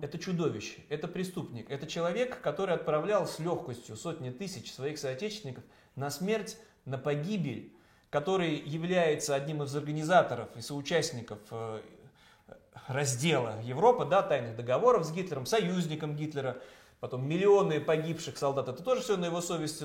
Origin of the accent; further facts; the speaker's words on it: Saint Petersburg, Russia; моего родного Петербурга